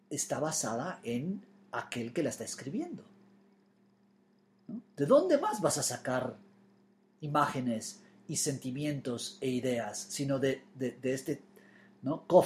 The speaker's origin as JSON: {"language": "Spanish", "region": "Florida", "country": "United States", "tie": "born or raised there", "also_born_or_lived": "New York", "said": "Yo pensé que cuando empezara a escribir de Nueva York, de mi infancia en la Florida, eso iba a suceder en inglés y no, lo he hecho en español."}